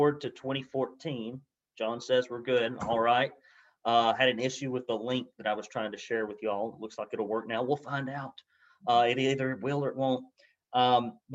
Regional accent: Arab, Alabama, United States; I grew up in Arab, Alabama, you know, kind of dirt poor

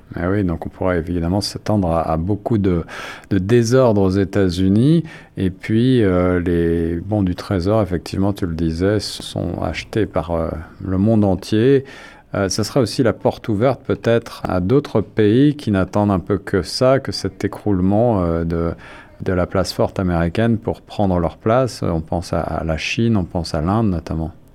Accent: Canada; chez nous, au Canada

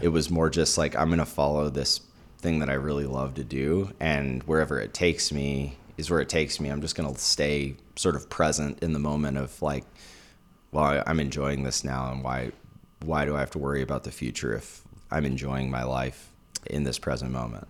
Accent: St. Louis, Missouri, United States; moved away as an adult; also born or lived in Alabama; now in Utah, United States; I grew up in St. Louis

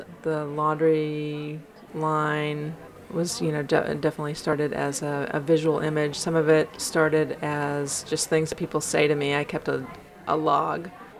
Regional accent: Southern United States, United States; So this little piece was kind of a combination of different parts of my identity as a Southerner, as a butch dyke, as someone who likes to cook.

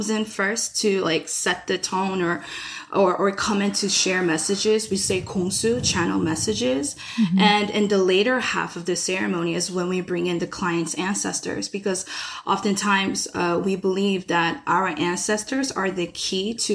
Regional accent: United States; being Korean American with lack of access to like the motherland

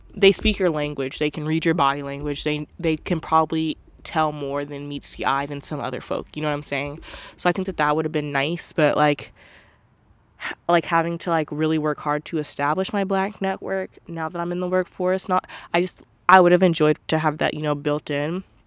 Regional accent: Portland, United States; growing up in Portland

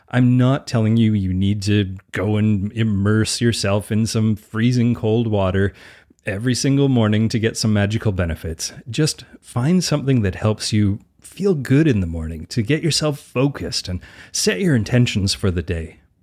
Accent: Edmonton, Alberta, Canada; I grew up playing outside in Edmonton, Alberta all year round

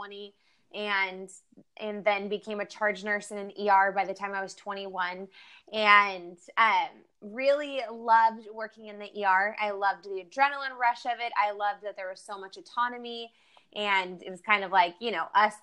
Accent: Bakersfield, California, United States; I grew up in Bakersfield, California, which is like the Central Valley of California

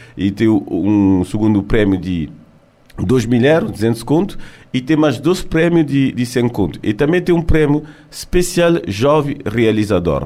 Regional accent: France; me nasci na França, criei na França, mas gosto de estar ali na Cabo Verde

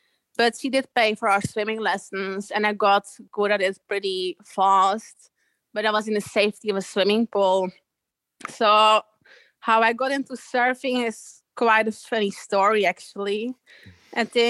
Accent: Belgium; moved away as an adult; now in Australia; I grew up inland in Belgium

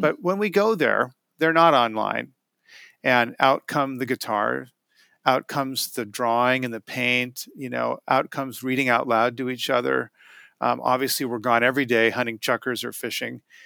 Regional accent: Portland, Oregon, United States; I live in Portland, uh, and when we, when, when Pete Sovrell, who created the Wild Salmon Center, and I teamed up as their first employee, we had the, you know, Pete was okay letting me build the organization from Portland

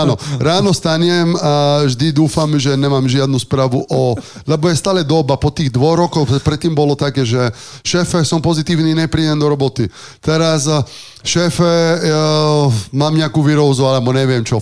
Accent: Sardinia, Italy; Slovak is a second language; moved away as an adult; also born or lived in Ružomberok, Slovakia; now in Slovakia; hrával som normálne futbalovú školu, som mal eh, v, na Sardínii

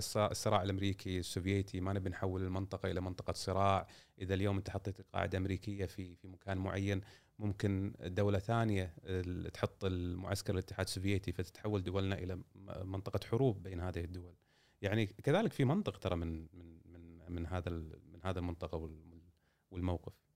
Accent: Kuwait; إحنا عندنا في الكويت

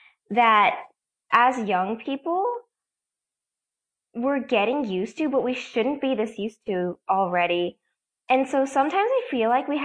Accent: Massachusetts, United States; I'm from Massachusetts

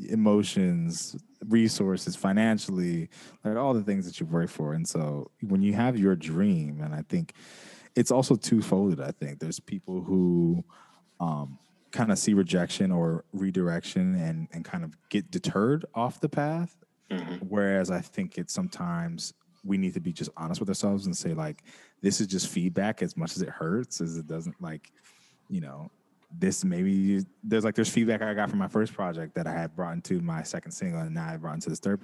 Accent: West Coast, United States; Like, I'm from the West Coast, so we were rocking with it for a long time.

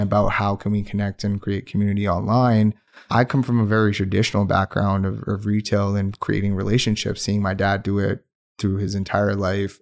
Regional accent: Pakistan; first language Urdu; English is a second language; moved away as an adult; also born or lived in Windsor, Ontario; now in Calgary, Canada; I did my high school in Pakistan

